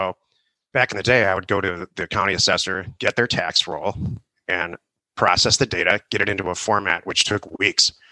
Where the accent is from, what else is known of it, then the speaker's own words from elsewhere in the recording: Detroit, Michigan, United States; also born or lived in California; now in Arizona, United States; I grew up in Detroit, actually, and right out of college, Michigan State